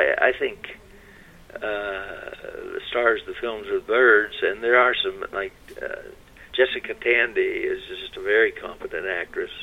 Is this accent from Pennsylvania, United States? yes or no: no; Huntington, West Virginia, United States; I grew up in Huntington, West Virginia